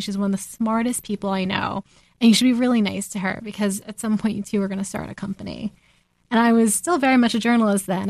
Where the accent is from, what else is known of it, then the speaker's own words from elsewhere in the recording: New Jersey, United States; growing up in New Jersey